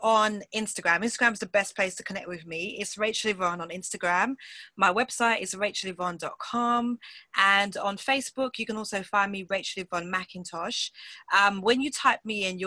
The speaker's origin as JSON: {"language": "English", "region": "England", "country": "United Kingdom", "accent": "British", "lives_now": "London, United Kingdom", "said": "I'm from England. That's where I live"}